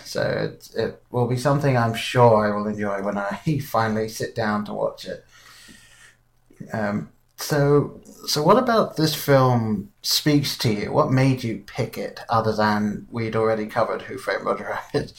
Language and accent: English; England, United Kingdom; being English, I grew up with Wallace and Gromit